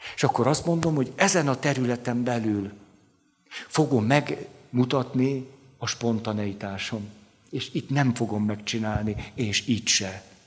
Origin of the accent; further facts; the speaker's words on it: Budapest, Hungary; relatív elhanyagoltságban nőttem föl, tehát a park, a városmajor, a vérmező, ott, úgy ott szocializálódtam